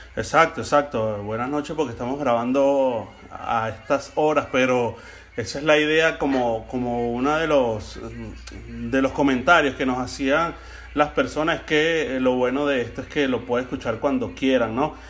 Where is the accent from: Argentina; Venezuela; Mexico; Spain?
Venezuela; now in Florida, United States; hoy me sentí más que nunca en mi país, hoy me sentí verdaderamente en Venezuela